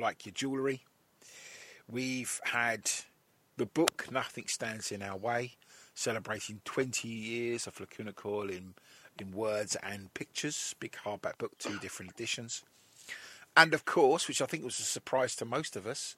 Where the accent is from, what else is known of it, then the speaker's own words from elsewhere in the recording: England, United Kingdom; we're all English